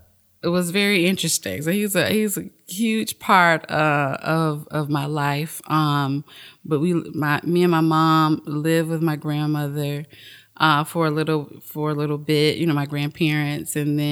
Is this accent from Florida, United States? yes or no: yes; Delray Beach, Florida, United States; Delray. Okay. Delray Beach is definitely my hometown. That's where my roots are, I guess.